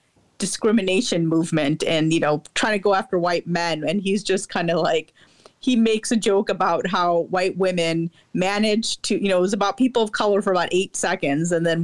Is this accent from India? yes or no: yes; India; Like, because I'm Indian.